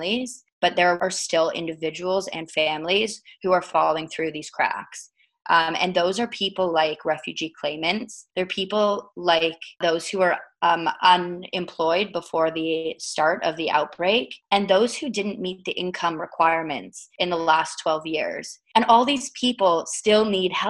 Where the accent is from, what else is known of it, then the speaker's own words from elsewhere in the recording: Toronto, Ontario, Canada; also born or lived in United Kingdom; I was born there, although I was raised in Toronto.